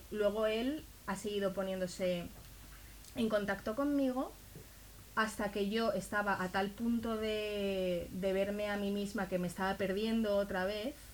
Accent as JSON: {"language": "Spanish", "country": "Israel", "moved": "yes", "said": "yo cuando salí de Israel yo no lo, no lo decidí yo. Digamos que mi familia decidió por mí, muy bien decidido, evidentemente es lo que tenía que pasar, pero yo no estaba convencida."}